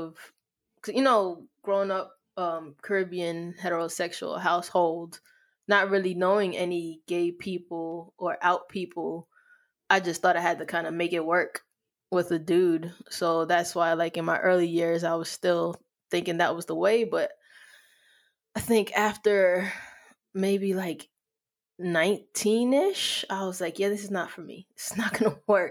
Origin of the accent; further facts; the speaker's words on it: New York City, New York, United States; I grew up in New York